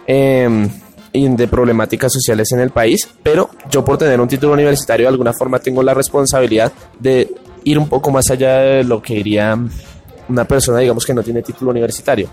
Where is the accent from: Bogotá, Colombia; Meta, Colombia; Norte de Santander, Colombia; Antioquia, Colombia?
Bogotá, Colombia; soy de acá de Bogotá